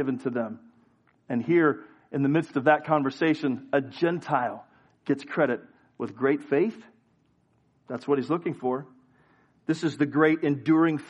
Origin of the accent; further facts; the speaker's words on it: United States; I'm an American